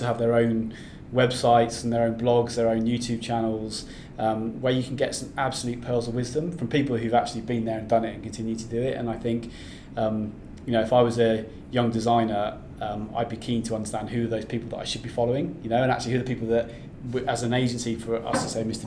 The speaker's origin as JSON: {"language": "English", "area": "North Devon", "region": "South West England", "country": "United Kingdom", "also_born_or_lived": "Australia", "moved": "yes", "said": "I'm from I'm from the West Country originally, I'm from North Devon"}